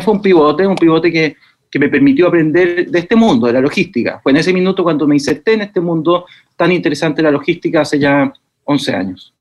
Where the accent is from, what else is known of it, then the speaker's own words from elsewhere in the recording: Santiago, Santiago Metropolitan Region, Chile; moved away as an adult; also born or lived in Los Ángeles, Biobío, Chile; de Santiago de Chile. Toda la vida nací acá, eh, y, pero viví hasta los 25 años en Santiago